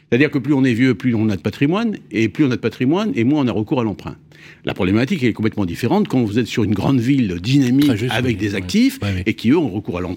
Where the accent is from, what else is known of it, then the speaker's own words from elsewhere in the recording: Brittany, France; Je suis un breton.